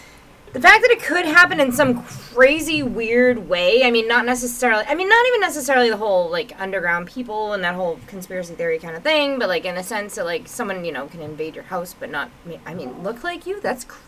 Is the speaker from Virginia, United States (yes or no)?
no; Boston, Massachusetts, United States; being from Boston